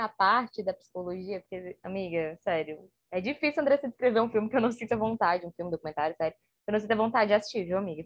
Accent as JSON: {"language": "Portuguese", "region": "Ceará", "country": "Brazil", "said": "a gente aqui no Ceará tem muito um ditado de assim, ah, seja cabra macho"}